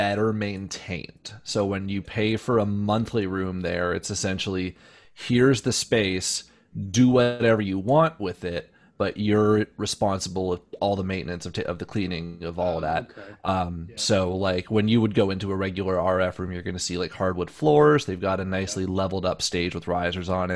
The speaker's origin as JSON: {"language": "English", "town": "Windsor", "region": "Ontario", "country": "Canada", "tie": "born or raised there", "also_born_or_lived": "London, Ontario", "moved": "as an adult", "lives_now": "Toronto, Canada", "said": "Windsor's my hometown"}